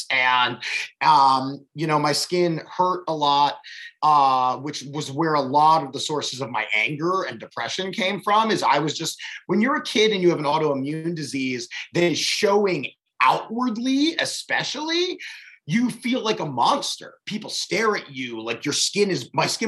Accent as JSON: {"language": "English", "town": "Baltimore", "region": "Maryland", "country": "United States", "tie": "born or raised there", "said": "I grew up in Baltimore."}